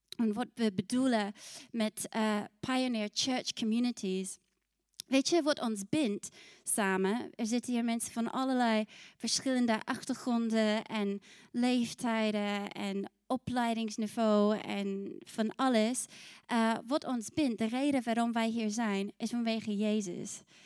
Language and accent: Dutch; New Zealand; also born or lived in Scotland (ancestry); now in Netherlands; ik kom uit Nieuw-Zeeland